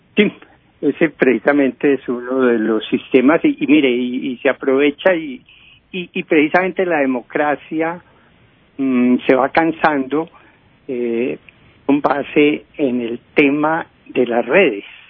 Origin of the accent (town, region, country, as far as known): Colombia